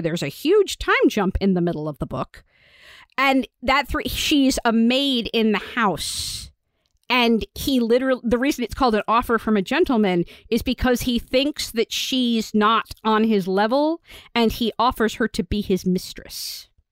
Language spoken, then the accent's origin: English; United States; As an American